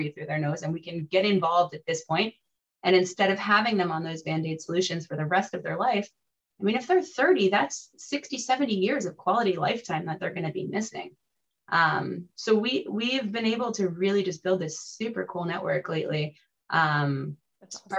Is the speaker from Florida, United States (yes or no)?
yes; South Florida, United States; also born or lived in central Connecticut; now in Connecticut, United States; I grew up in South Florida, so welcome to my former home